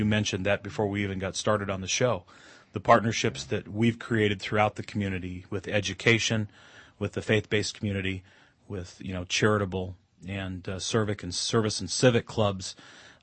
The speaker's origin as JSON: {"language": "English", "region": "Montana", "country": "United States", "tie": "born or raised there", "moved": "as an adult", "lives_now": "California, United States", "said": "I was born here in California, raised in Montana, and ended up back in California in about 1984, 85"}